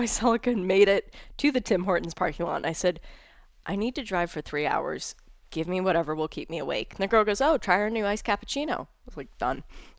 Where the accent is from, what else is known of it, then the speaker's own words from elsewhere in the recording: South Miami, Florida, United States; I grew up in South Miami where it was fairly sheltered.